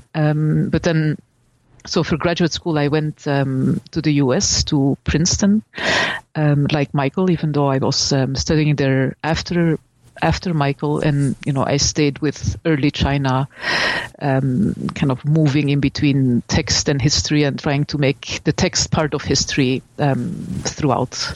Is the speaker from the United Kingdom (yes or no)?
no; Belgium; I'm from Belgium, and I studied at the uh, University of Leuven